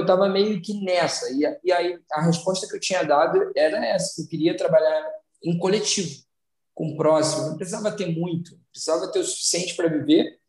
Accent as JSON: {"language": "Portuguese", "town": "São Gonçalo", "region": "Rio de Janeiro", "country": "Brazil", "said": "eu venho de São Gonçalo"}